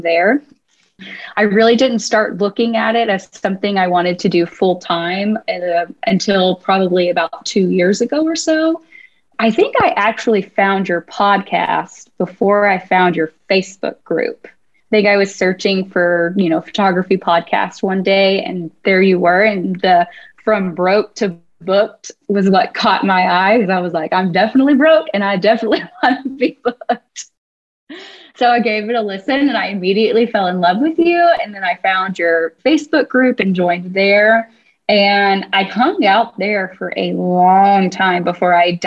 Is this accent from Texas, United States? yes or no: yes; Texas, United States; now in Missouri, United States; I am originally from Texas, very proud of it